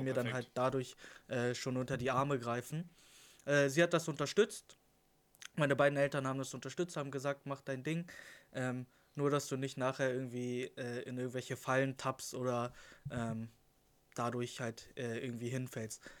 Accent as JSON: {"language": "German", "town": "Lüneburg", "region": "Lower Saxony", "country": "Germany", "said": "21 Jahre alt, komme aus dem schönen Lüneburg"}